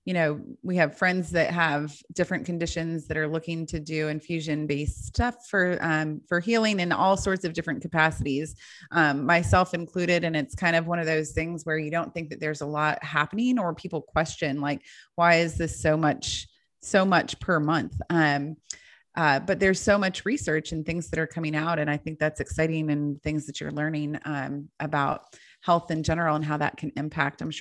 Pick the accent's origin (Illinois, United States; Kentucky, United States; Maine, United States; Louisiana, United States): Kentucky, United States; I'm like, I'm from Kentucky. Are you kidding me?